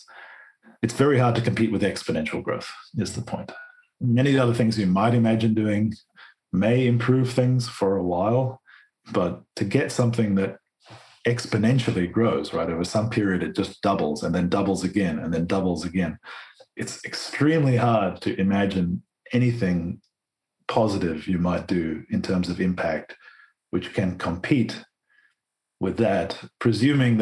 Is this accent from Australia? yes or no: yes; Australia; growing up in Australia